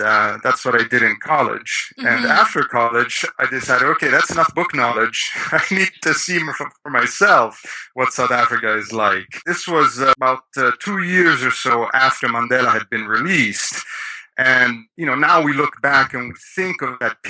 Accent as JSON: {"language": "English", "town": "Rome", "region": "Lazio", "country": "Italy", "tie": "born or raised there", "said": "I was born in Rome, Italy, and grew up there"}